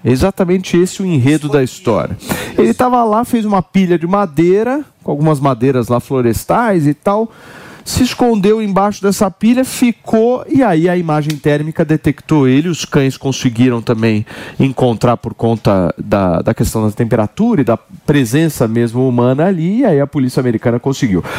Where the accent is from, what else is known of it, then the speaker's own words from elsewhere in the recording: Brazil; nós somos brasileiros